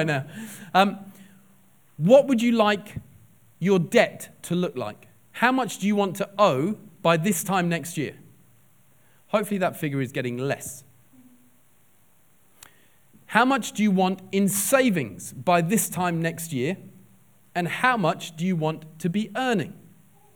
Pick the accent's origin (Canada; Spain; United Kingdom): United Kingdom; England; now in Liverpool, United Kingdom; we're English.